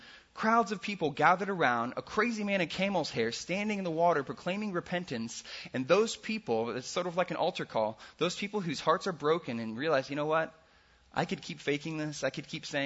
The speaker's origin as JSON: {"language": "English", "region": "Midwest", "country": "United States", "moved": "yes", "lives_now": "California, United States", "said": "I'm from the Midwest"}